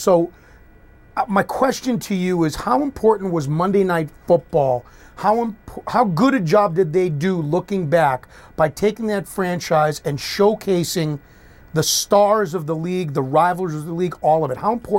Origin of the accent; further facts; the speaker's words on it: Boston, Massachusetts, United States; I grew up in Boston